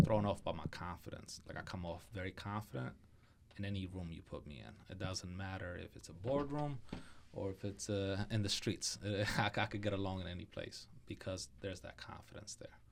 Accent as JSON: {"language": "English", "town": "Philadelphia", "region": "Pennsylvania", "country": "United States", "tie": "born or raised there", "moved": "yes", "lives_now": "Florida, United States", "said": "Growing up in Philadelphia"}